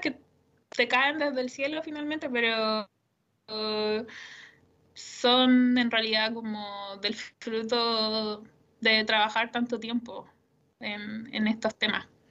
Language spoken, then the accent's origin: Spanish; Curepto, Maule, Chile; also born or lived in Columbus, Ohio, United States; yo soy de un pueblo, eh, soy de Curepto, entonces yo sabía que me tenía que ir de la casa para estudiar.